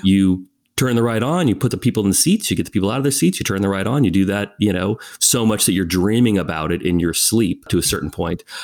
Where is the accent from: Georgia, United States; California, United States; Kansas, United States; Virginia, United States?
California, United States; moved away as an adult; also born or lived in Abu Dhabi; I was born and raised in California, as you said, and it was a very small town, a very small community